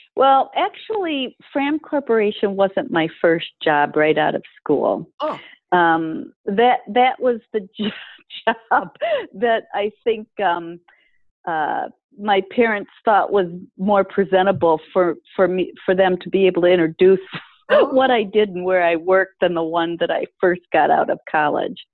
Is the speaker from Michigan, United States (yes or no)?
yes; Detroit, Michigan, United States; moved away as an adult; also born or lived in Boston, Massachusetts; I grew up in Michigan in the Detroit area